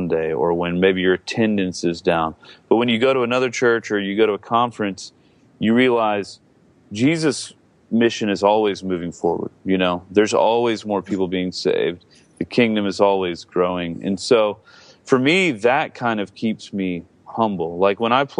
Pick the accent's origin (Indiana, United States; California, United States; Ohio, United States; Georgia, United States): Georgia, United States; now in Seattle, United States; I grew up in Georgia